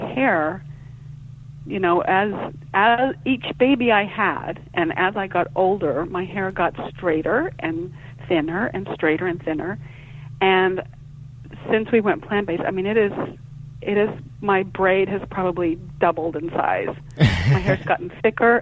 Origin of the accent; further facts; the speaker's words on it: Oklahoma, United States; growing up in Oklahoma, I can remember being down on our farm